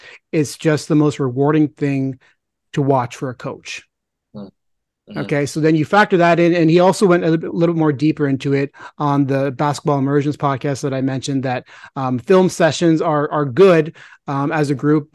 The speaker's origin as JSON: {"language": "English", "country": "India", "said": "I'm Indian"}